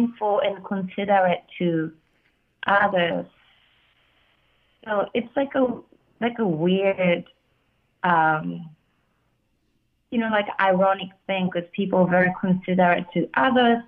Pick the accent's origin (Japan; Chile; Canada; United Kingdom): Japan; Tokyo; also born or lived in Boston; now in New York, United States; being in Japan and growing up in Japan